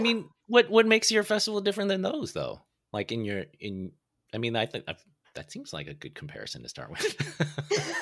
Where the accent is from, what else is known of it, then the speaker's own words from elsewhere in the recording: San Francisco, California, United States; also born or lived in Toronto; I'm from San Francisco, and people in Toronto, they always call it San Fran.